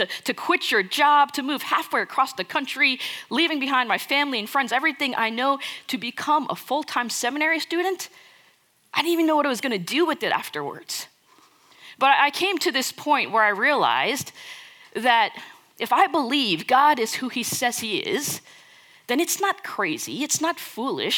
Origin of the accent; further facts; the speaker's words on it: United States; moved away as an adult; now in Dallas, United States; I was born and raised in the New York, New Jersey area. Basically lived there my entire life until I moved here to Dallas 5 years ago for seminary